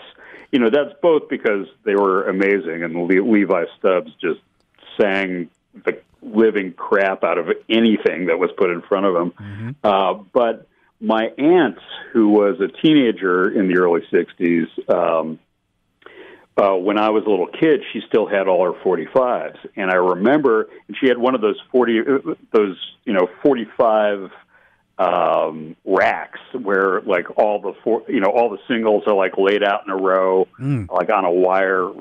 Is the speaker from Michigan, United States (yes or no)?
yes; Ann Arbor, Michigan, United States; I grew up in Ann Arbor, which is just outside of Detroit